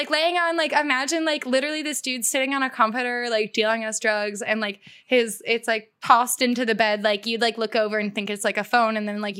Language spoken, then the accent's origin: English; United States; I love like America's lawlessness. Like I truly, like I love being an American.